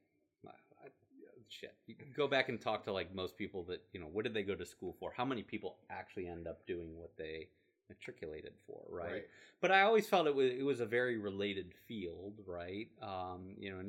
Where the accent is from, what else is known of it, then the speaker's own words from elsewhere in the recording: Bainbridge, Ohio, United States; I grew up in Bainbridge